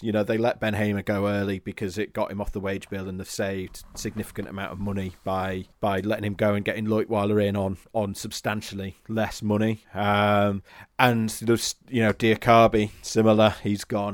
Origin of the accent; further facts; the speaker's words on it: Warrington, North West England, United Kingdom; moved away as an adult; also born or lived in Leeds; now in Normanton, United Kingdom; I'm from Warrington originally. I came to Leeds from, uh, for, for uni